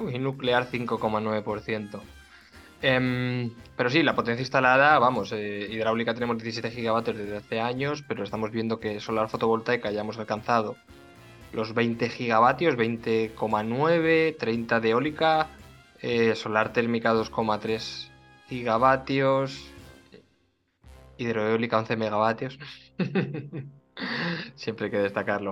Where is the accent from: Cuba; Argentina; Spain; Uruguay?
Spain